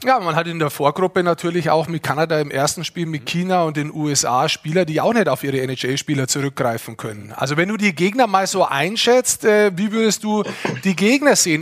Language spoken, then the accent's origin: German; Lower Bavaria, Germany; ich bin Niederbayer, wir sind Niederbayern